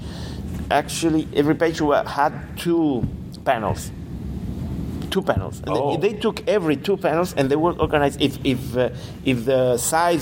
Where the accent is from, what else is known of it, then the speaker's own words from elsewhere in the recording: Granada, Andalusia, Spain; moved away as an adult; also born or lived in Madrid; I was in fine arts school in Granada, uh-huh. My hometown.